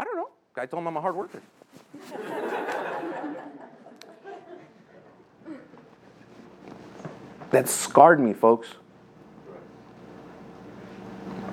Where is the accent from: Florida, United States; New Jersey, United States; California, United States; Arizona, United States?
California, United States; Los Angeles; I grew up in Lincoln Heights